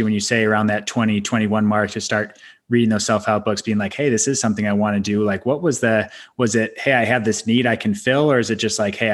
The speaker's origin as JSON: {"language": "English", "region": "Midwest", "country": "United States", "said": "I come from Midwest family too, like solid, you know, really solid upbringing"}